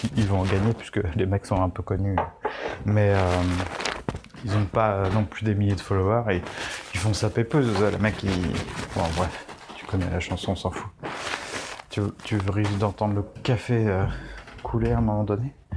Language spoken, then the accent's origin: French; France; on est français